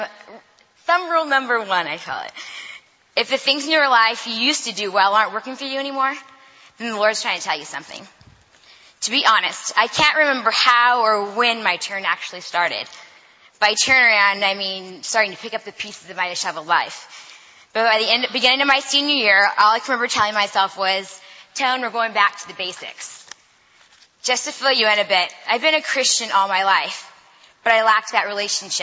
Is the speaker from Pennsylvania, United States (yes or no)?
no; Fresno, California, United States; my hometown of Fresno, the armpit of California